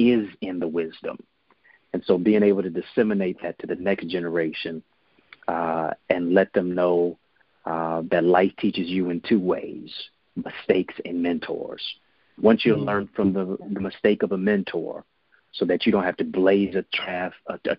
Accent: Detroit, Michigan, United States; I'm from Detroit, so we say what up, though.

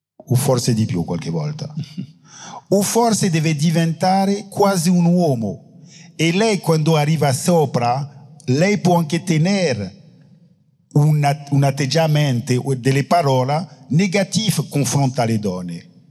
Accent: Guadeloupe; Italian is a second language; also born or lived in France; io sono della Guadalupe

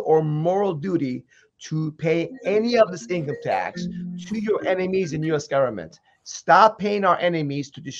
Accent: Iran; now in United States; I come from Iran

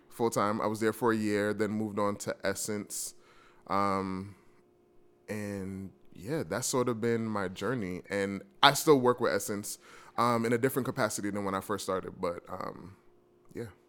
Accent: New York, United States; I'm from New York

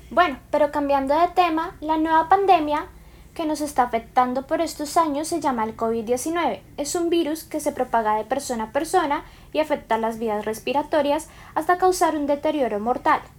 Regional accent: Bogotá, Bogotá, D.C., Colombia; ¿en dónde naciste? en Bogotá, Colombia. ¿Cuántos años tienes? 14.

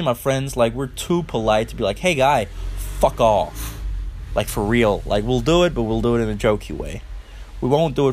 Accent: Funen, Southern Denmark, Denmark; accent: Funish; English is a second language; I'm from Denmark, and I live in Denmark, right? Always did

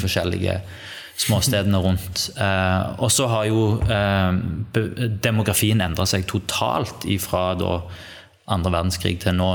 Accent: Sandnes, Rogaland, Norway; also born or lived in Bryne; Oppvokst eh, her i Sandnes, som vi sitter nå

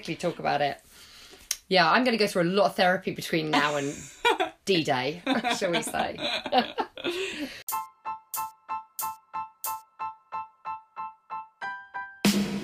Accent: England, United Kingdom; we're British and I live in England

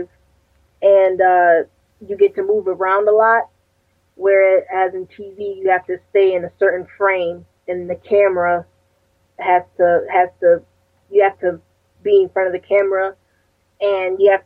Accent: Connecticut, United States; I'm from Connecticut

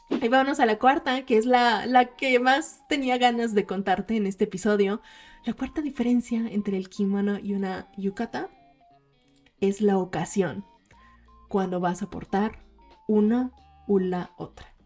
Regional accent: Mexico; cuando en los veranos, creciendo como japonesas mexicanas, nos íbamos con nuestras familias a ver los fuegos artificiales.

